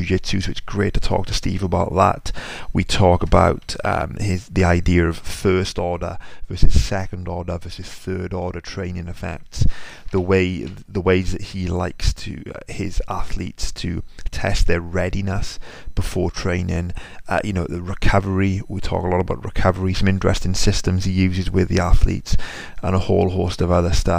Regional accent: United Kingdom; even though I'm British

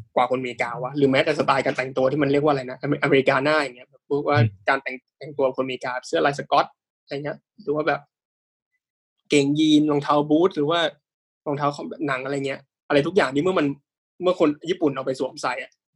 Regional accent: Thailand; บ้านผมอยู่ต่างจังหวัด

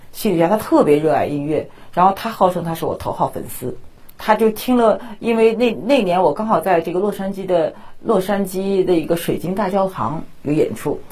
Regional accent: China; 我们中国人的这份

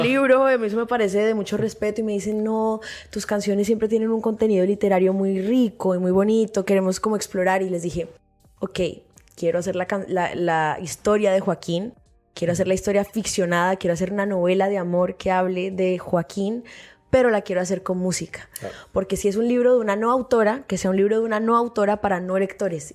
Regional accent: Bogotá, Colombia; also born or lived in San Andrés; yo soy de Bogotá, yo viví mis primeros cuatro años de infancia en la isla

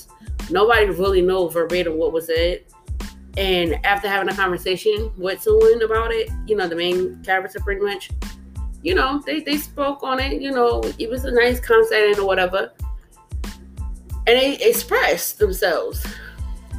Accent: New Jersey, United States; I'm from Jersey

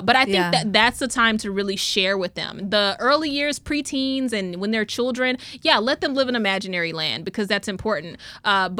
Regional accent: Texas, United States; I'm from the South. I'm from Texas

